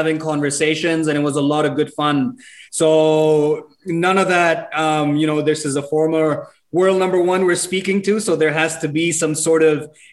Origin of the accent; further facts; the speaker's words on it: Dubai, United Arab Emirates; moved away as an adult; also born or lived in Pakistan; now in Australia; originally from Pakistan, Karachi, never lived there, but was born and raised in Dubai.